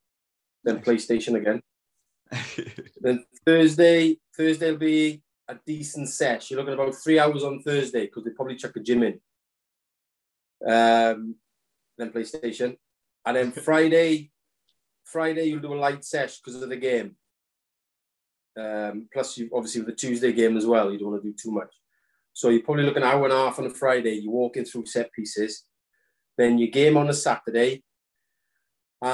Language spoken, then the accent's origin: English; Wales, United Kingdom; as a kid, being Welsh, that's all we played was rugby